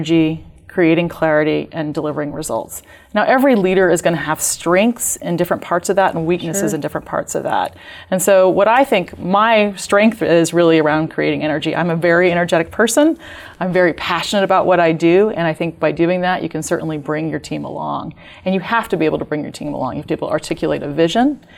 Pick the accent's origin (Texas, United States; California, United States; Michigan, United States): Texas, United States; Dallas; moved away as an adult; also born or lived in Kansas City, Missouri / Idaho / Europe; now in Seattle, United States; I moved to Texas with my parents, and I grew up in the Dallas area